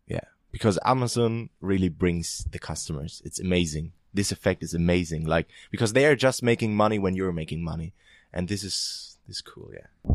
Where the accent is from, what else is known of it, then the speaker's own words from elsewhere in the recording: eastern Germany, Germany; moved away as an adult; also born or lived in Ireland; I'm from Eastern Germany, so we don't have that high wage level